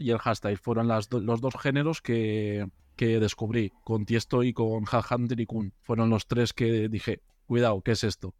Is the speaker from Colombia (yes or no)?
no; a village in Soria, Castile and León, Spain; now in Madrid, Spain; yo no soy de Madrid, soy de un pueblo de Soria, de la montaña